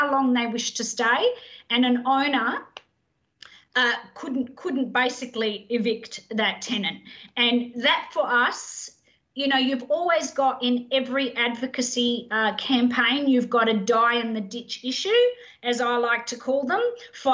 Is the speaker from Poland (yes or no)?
no; Adelaide, South Australia, Australia; now in Queensland, Australia; I'm not a Queenslander by birth. I'm married to a Queenslander. I'm actually an Adelaide girl, so I've converted.